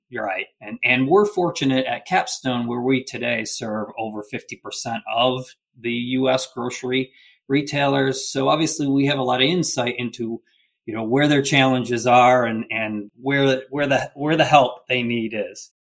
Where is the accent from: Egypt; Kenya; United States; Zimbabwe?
United States; Michigan; now in Chattanooga, United States; I'm originally from Michigan